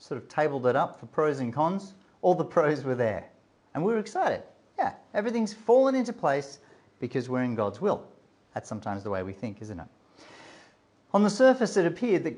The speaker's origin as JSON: {"language": "English", "country": "Australia", "also_born_or_lived": "Melbourne / Durham", "said": "I'm an Australian"}